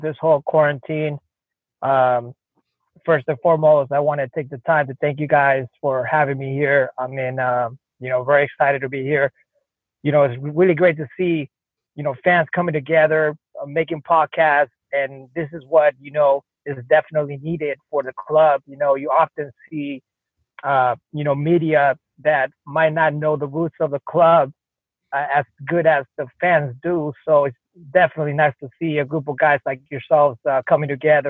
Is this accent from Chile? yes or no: yes; Chile; now in United States; I grew up very humble in a neighborhood down in South America in Chile called VL Cities.